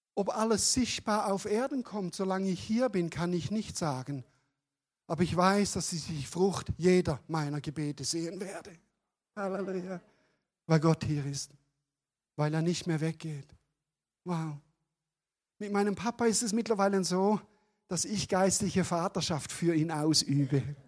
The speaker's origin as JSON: {"language": "German", "country": "Switzerland", "also_born_or_lived": "Calw, Germany", "moved": "yes", "lives_now": "Germany", "said": "ich bin Deutsche geworden übrigens vor ein paar Jahren, als Schweizer"}